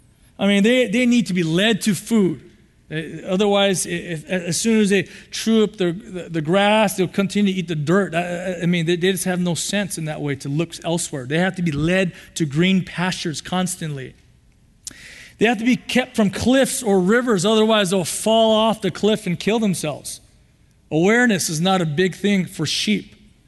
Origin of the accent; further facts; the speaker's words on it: California, United States; I grew up in the city. I'm from Southern California, San Gabriel Valley.